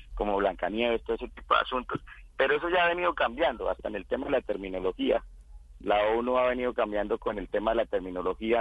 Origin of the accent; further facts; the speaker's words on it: Casanare, Colombia; moved away as an adult; decidí regresar a mi, a mi pueblo, a mi departamento y el departamento de Casanare